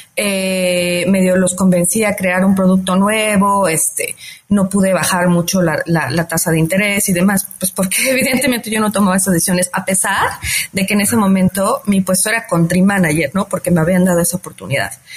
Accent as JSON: {"language": "Spanish", "country": "Mexico", "said": "yo soy una mujer mexicana muy dedicada"}